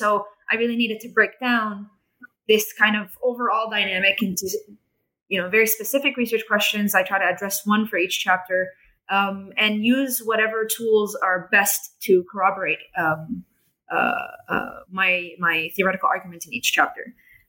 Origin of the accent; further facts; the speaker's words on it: Jerusalem, Jerusalem District, Israel; they had this assumption that, I'm from Jerusalem. I'm part of their society.